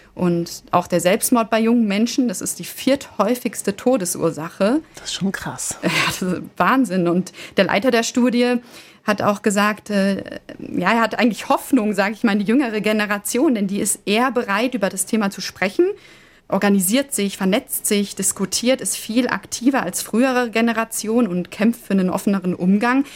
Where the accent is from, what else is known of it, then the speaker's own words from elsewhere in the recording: Germany; bei uns in Deutschland